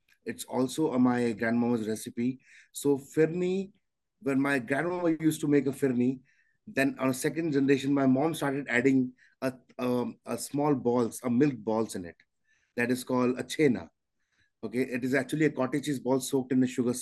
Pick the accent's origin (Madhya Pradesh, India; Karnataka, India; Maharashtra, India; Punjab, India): Punjab, India; Amritsar; moved away as an adult; now in New York, United States; I'm from Punjab. Yes, Amritsar.